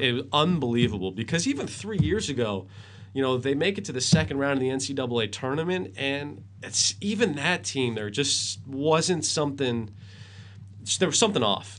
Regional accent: Worcester, Massachusetts, United States; grew up in Worcester. I was born in Worcester

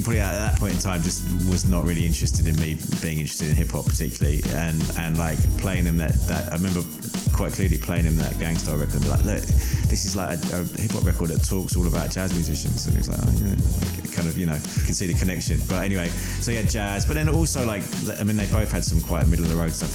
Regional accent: Hertford, East of England, United Kingdom; I grew up in Hartford, which is just outside North London

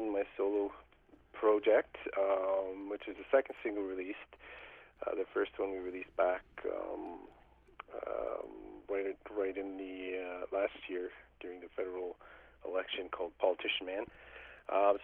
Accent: James Bay region, northern Ontario, Canada; we're actually from the James Bay region up in northern Ontario, which is in the Canada's far north.

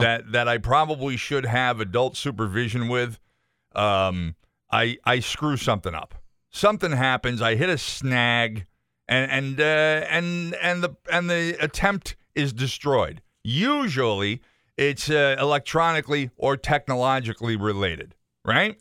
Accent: Enfield, Connecticut, United States; now in Chicopee, United States; my mother's address, the house that I grew up in in Enfield.

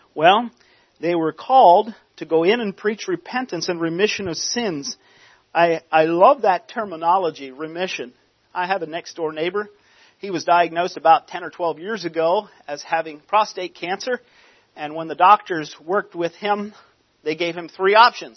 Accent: Lancaster County, Pennsylvania, United States; I grew up in Lancaster County. in a non-conservative home.

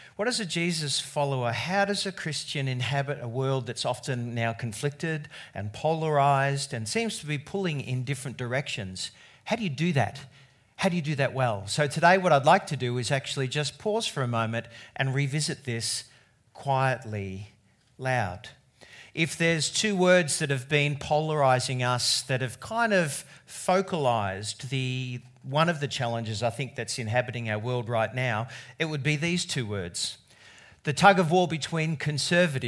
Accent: Australia; as an Australian

